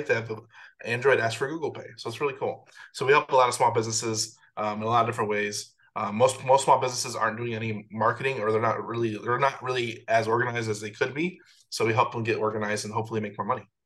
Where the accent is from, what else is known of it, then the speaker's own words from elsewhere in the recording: Chicago, Illinois, United States; moved away as an adult; now in Atlanta, United States; I'm originally from Chicago